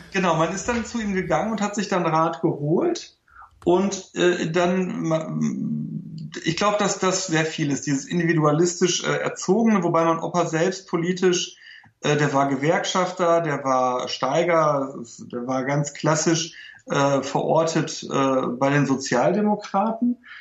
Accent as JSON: {"language": "German", "country": "Germany", "tie": "born or raised there", "also_born_or_lived": "Lower Silesia, Poland", "said": "bei uns in Deutschland"}